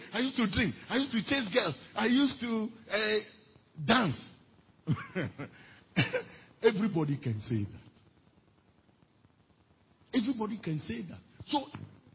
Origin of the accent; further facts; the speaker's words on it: Volta, Ghana; I come from Volta region, the most feared region in the whole Ghana.